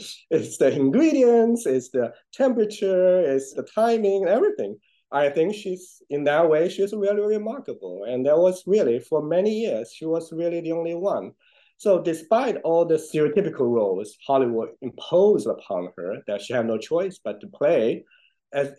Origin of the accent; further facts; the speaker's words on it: China; moved away; I grew up in China. I know all those places